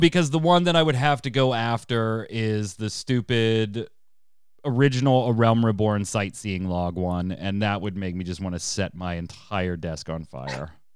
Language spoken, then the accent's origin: English; United States; I'm American